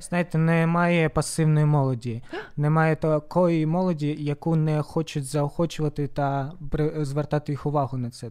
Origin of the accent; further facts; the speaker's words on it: Horlivka, Donetsk Oblast, Ukraine; now in Sloviansk, Ukraine; насправді я з Горлівки, але проживаю в Слов'янську більше чотирьох років вже